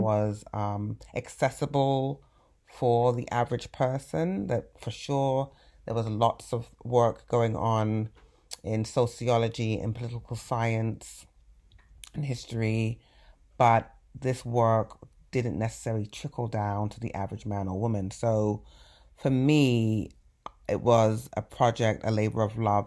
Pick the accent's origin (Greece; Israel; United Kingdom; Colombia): United Kingdom; England; now in United States; growing up in England